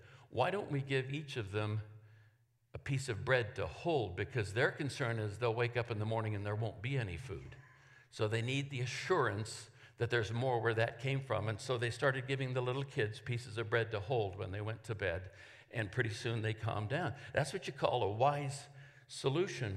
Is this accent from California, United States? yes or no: yes; Oakland, California, United States; I'm from Oakland, California.